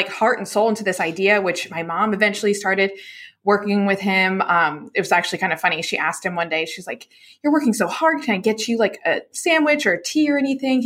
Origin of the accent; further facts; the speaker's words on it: Charlotte, North Carolina, United States; I grew up in right outside of Charlotte, North Carolina